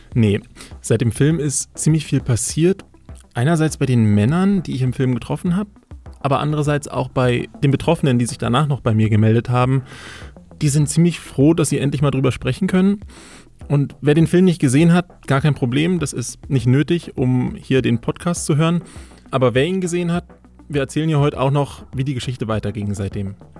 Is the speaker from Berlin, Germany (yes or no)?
yes; Berlin, Germany; Also ich bin in Berlin aufgewachsen